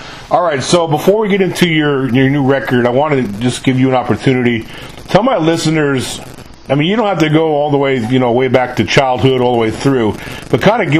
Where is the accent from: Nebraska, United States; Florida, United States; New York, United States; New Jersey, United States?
New York, United States; now in Mississippi, United States; I'm from New York originally, but I live in the South now. I've lived down here in Mississippi for 21 years